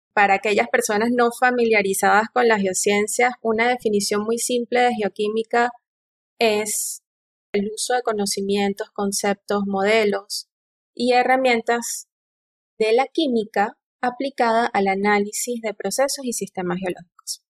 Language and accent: Spanish; El Tigre, Anzoátegui, Venezuela; moved away; also born or lived in Canada / Tromsø, Norway; Soy venezolana, oriunda de la ciudad del Tigre